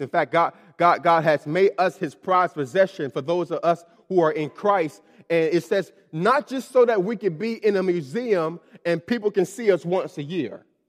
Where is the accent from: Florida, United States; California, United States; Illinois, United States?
Florida, United States; Miami; moved away as an adult; I'm from Miami, Florida, and, uh, I was born in, was born in Miami, Florida, and I lived there up until I left for college